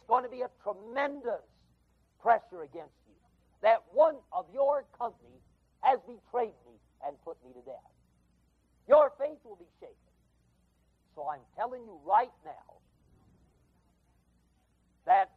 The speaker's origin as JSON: {"language": "English", "region": "West Coast", "country": "United States", "moved": "yes", "said": "I come from the West Coast"}